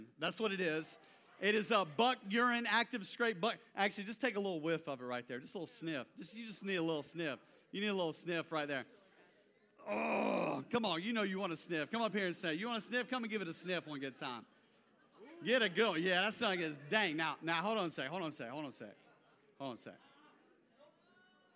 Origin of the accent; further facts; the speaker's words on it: North Carolina, United States; I grew up in North Carolina